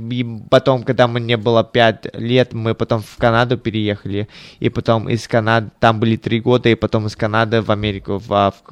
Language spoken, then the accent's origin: Russian; Tallinn, Harju County, Estonia; born there; Да, ну, я, я родился в Таллине, в Эстонии. И э, я когда был маленькие, у мои родители тоже были мало, очень молодые, и а, моя бабушка и дедушка жили в Запорожье, в Украине